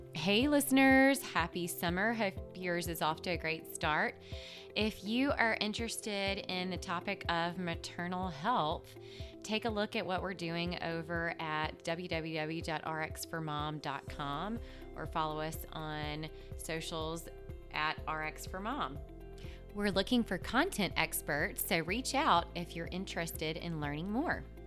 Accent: Mississippi, United States; accent: southern Mississippi; It's that southern Mississippi um, accent uh, that is coming through, I'm sure. So we are, you know, I am from the hospitality state

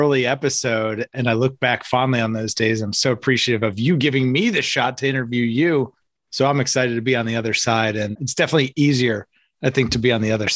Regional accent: Hackettstown, New Jersey, United States; It's also where I'm from.

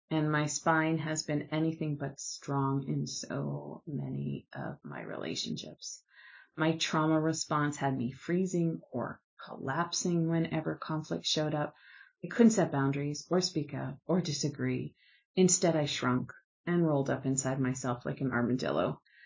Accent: Canada; I'm Canadian

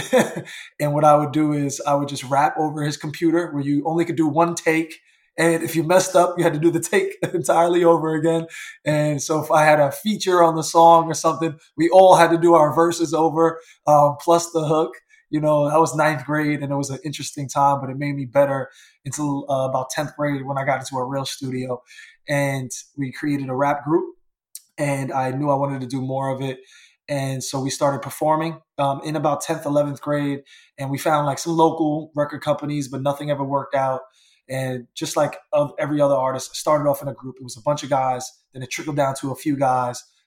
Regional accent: New York, United States; as a teenager growing up in New York

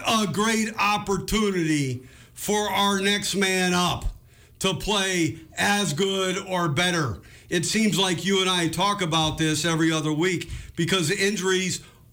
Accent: Edmond, Oklahoma, United States; I was born in Edmond.

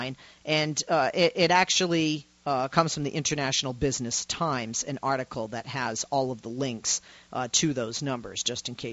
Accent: United States; now in California, United States; as an American going over with an American mindset

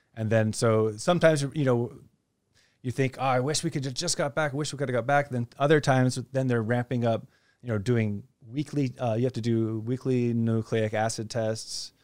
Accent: Hawaii, United States; also born or lived in Kansas City area / China; now in Phuket, Thailand; I'm from Hawaii, so I get to share some of my childhood growing up and learning to respect and, and honor the ocean

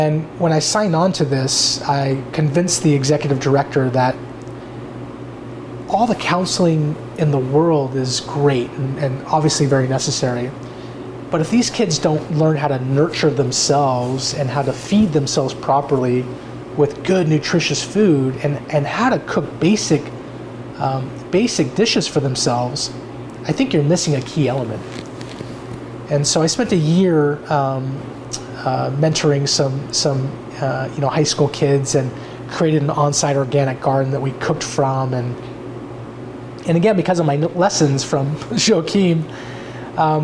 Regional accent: Bay Area, California, United States; now in Oregon, United States; I grew up partly in the Bay Area

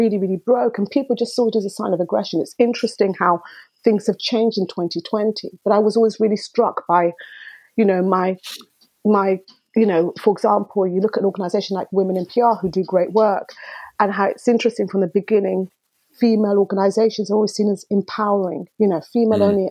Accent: Dar es Salaam, Tanzania; now in United Kingdom; I was born in Dar es Salaam, East Africa, and Tanzania, East Africa

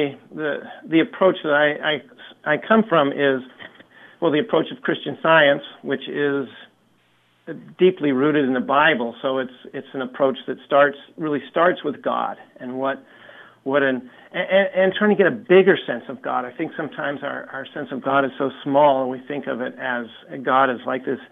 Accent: Eugene, Oregon, United States; I'm from Eugene, Oregon, and I've come across the country here

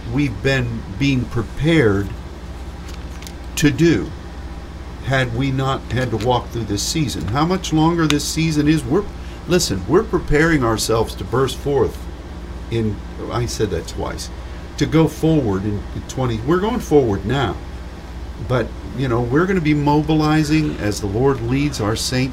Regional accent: United States

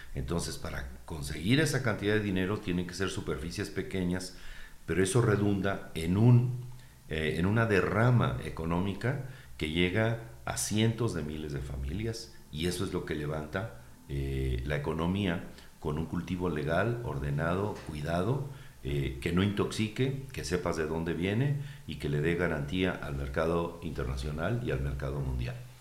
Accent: Uruapan, Michoacán, Mexico; Yo soy urbapense, eh, ellos también, somos una región de Michoacán

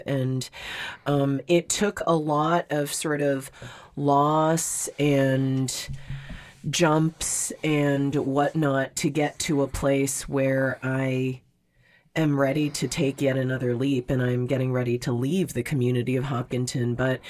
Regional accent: Montreal, Quebec, Canada; also born or lived in South Korea / Vancouver, Canada; now in Boston area, United States; Like, I grew up in Montreal. We moved to South Korea. We went from South Korea to Vancouver. I went from Vancouver back to South Korea and then to the Boston area

